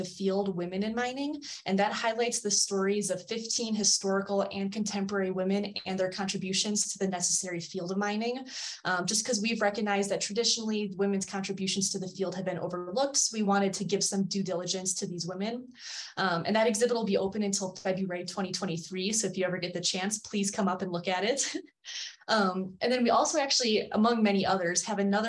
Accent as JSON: {"language": "English", "town": "Cleveland", "region": "Ohio", "country": "United States", "said": "I'm from Cleveland. So we're the Guardians now"}